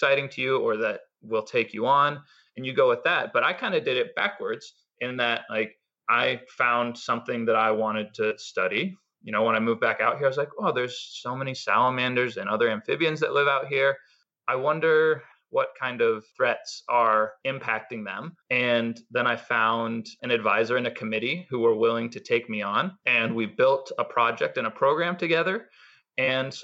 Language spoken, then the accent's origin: English; Bellingham, Washington, United States; I moved back to my hometown, which is Bellingham, Washington